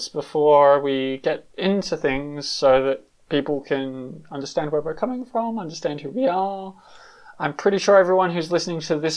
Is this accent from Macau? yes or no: no; Australia; moved away as an adult; also born or lived in London; now in Berlin, Germany; I'm originally from Australia, lived in London for like 5 years where I came out. Now I'm living in Berlin